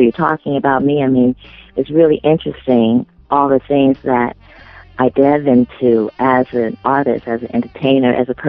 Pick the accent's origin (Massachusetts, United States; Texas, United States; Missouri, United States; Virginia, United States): Missouri, United States; St. Louis; I'm originally from the Midwest, from St. Louis, Missouri, the Show Me State, where I was born.